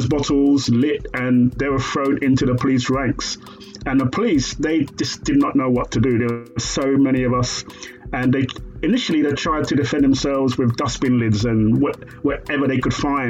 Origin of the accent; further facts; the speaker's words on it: United Kingdom; I was born here in 1963